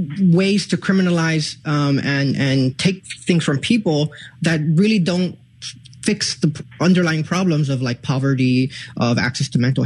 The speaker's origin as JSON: {"language": "English", "town": "Chicago", "region": "Illinois", "country": "United States", "tie": "born or raised there", "said": "I grew up in Little Village."}